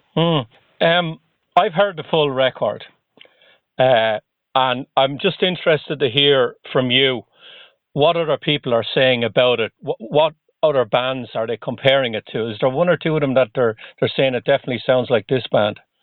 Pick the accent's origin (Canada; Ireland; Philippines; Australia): Ireland; now in Boston, United States; I'm originally from Ireland, though, where we don't get much snow at all